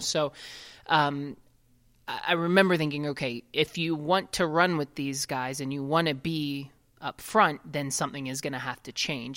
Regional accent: Ohio, United States; I grew up in Ohio

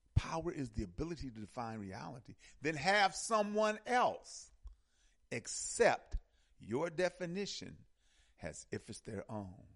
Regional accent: United States; Here in America, we're American African. We're American Africans.

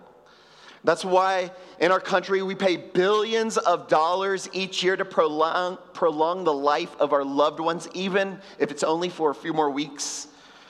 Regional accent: Houston, Texas, United States; now in Puerto Rico; I grew up in Houston in a decidedly Catholic family

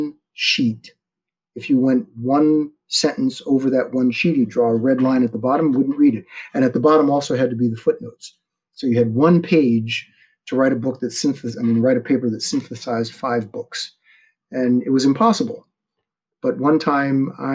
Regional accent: Media, Pennsylvania, United States; My hometown was so small, I would have graduated with a class of 60

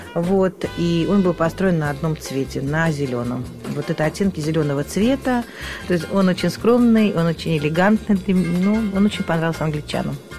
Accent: Moscow, Russia; я родилась и выросла в Москве, очень люблю свой город

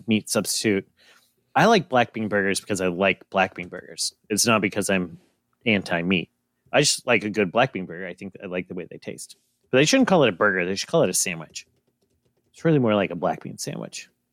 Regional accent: United States; I'm American.

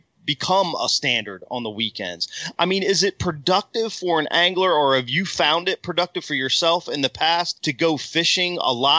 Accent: Virginia, United States; moved away as an adult; now in Texas, United States; growing up on the Potomac River

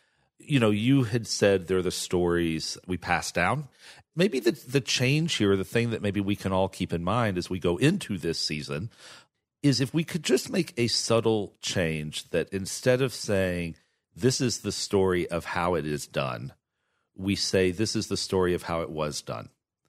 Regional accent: Texas, United States; And as a gay guy growing up in Texas, I grew up at a time where most of us had to also create a parallel family

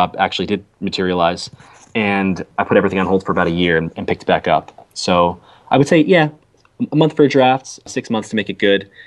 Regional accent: Jersey Shore, New Jersey, United States; So I grew up in New Jersey, on the Jersey Shore

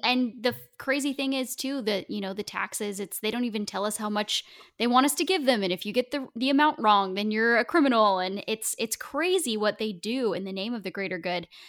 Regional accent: Oregon, United States; I grew up in Oregon

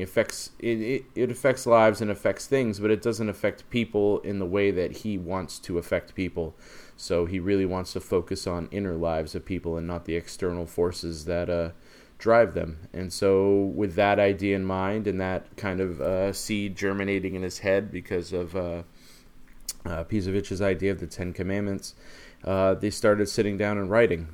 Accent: Maine, United States; growing up in Maine

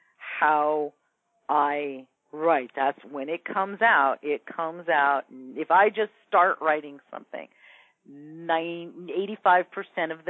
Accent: Ventura, California, United States; I grew up in Ventura, which is, you know, a beach town an hour north of L.A.

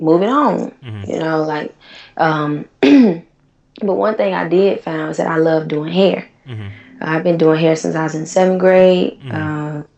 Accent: Tallahassee, Florida, United States; moved away as an adult; also born or lived in Atlanta / North Carolina; now in Los Angeles, United States; growing up in Tallahassee, which is a small college town

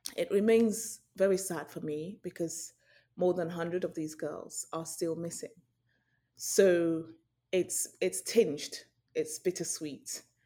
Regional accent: Nigeria; moved away; also born or lived in United Kingdom / London; I'm Nigerian. I went to boarding school briefly in Nigeria before I moved to U K.

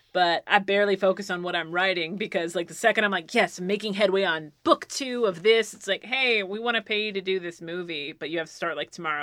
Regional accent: Philadelphia, Pennsylvania, United States; I'm from I'm from Pennsylvania too

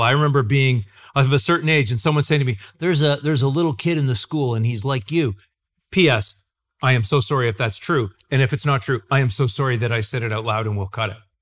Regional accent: Clinton, Ontario, Canada; You and I and Isaac are all from a town called Clinton, Ontario in Canada

